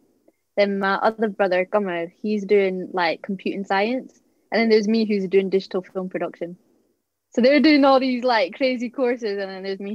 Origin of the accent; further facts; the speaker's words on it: Annan, Scotland, United Kingdom; accent: Scottish; moved away; I'm from Annan. It's on the borders of Scotland and England. So yeah, that's why my accent's a bit weird. It's not like thick Scottish accent